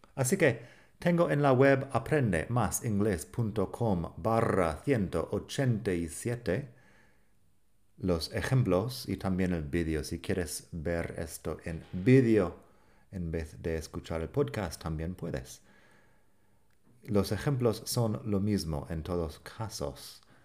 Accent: United States; accent: American English; Spanish is a second language; now in Barcelona, Spain

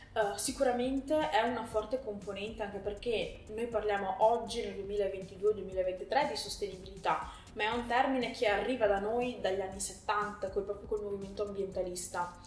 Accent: Sommacampagna, Veneto, Italy; also born or lived in Parma / Lake Garda; now in Povegliano Veronese, Italy; sono originaria di Somma Campagna

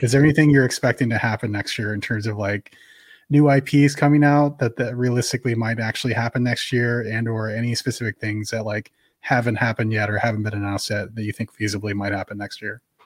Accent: San Francisco Bay Area, California, United States; growing up in the San Francisco Bay Area

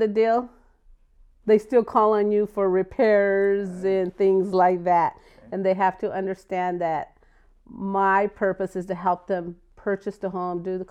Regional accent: Buckeye, Arizona, United States; Buckeye, Arizona

